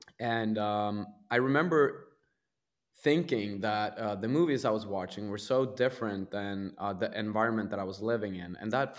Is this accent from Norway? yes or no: yes; Sarpsborg, Viken, Norway; English is a second language; Yeah, I grew up in Norway in a town called Sarpsborg, which is about 90 minutes away from Oslo.